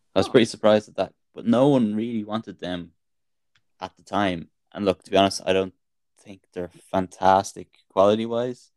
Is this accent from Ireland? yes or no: yes; Ireland; being Irish